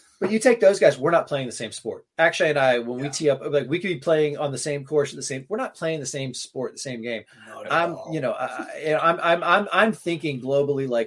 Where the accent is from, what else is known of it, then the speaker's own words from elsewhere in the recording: Tallahassee, Florida, United States; also born or lived in Jacksonville, Florida; I grew up in North Florida. I grew up in Jacksonville and Tallahassee